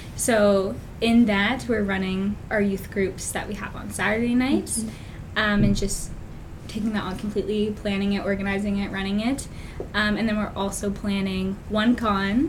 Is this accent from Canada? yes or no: yes; Fredericton, New Brunswick, Canada; I was born and raised just in Fredericton, stayed in the same childhood home.